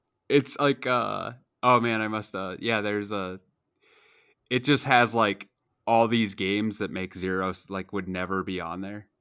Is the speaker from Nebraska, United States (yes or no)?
yes; Nebraska, United States; I grew up in Nebraska where college football is king